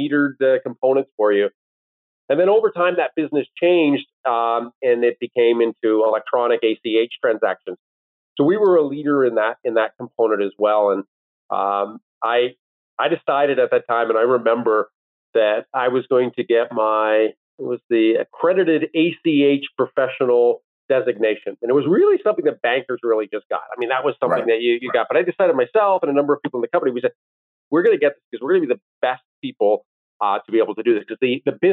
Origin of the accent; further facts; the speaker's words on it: Owen Sound, Ontario, Canada; also born or lived in Washington, D.C.; now in Toronto, Canada; Both my wife and I grew up in Owen Sound